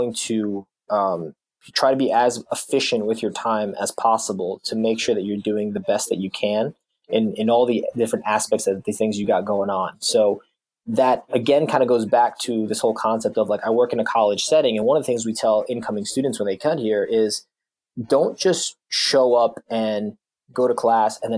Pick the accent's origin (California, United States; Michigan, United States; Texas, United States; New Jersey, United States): New Jersey, United States; moved away as an adult; also born or lived in South Carolina; We're really from New Jersey